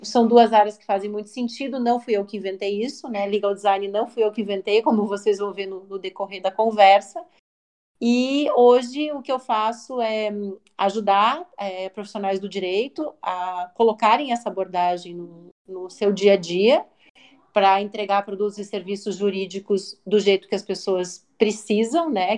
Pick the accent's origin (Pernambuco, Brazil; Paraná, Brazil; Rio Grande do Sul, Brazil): Paraná, Brazil; Curitiba; also born or lived in São Paulo; Também sou curitibana, né, moro em Curitiba hoje